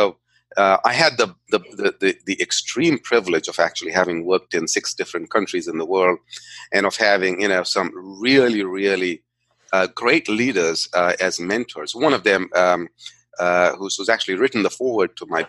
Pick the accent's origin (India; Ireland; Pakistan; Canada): India; I grew up in India. I'm a native of India.